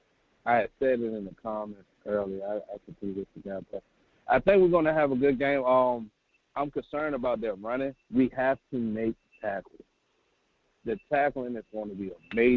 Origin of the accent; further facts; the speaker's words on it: Virginia, United States; I'm from Virginia, too